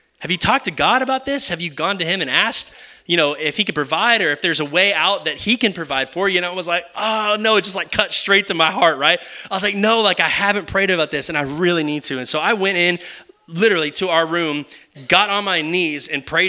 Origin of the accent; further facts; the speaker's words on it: Kyle, Texas, United States; moved away as an adult; also born or lived in Oklahoma; This is my home. I would consider this my hometown. My parents live right down the corner